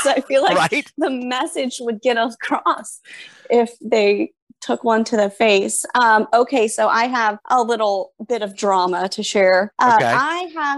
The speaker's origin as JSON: {"language": "English", "town": "Winter Haven", "region": "Florida", "country": "United States", "tie": "born or raised there", "lives_now": "Lake Mary, United States", "said": "I live in Lake Mary, but I grew up in Winter Haven."}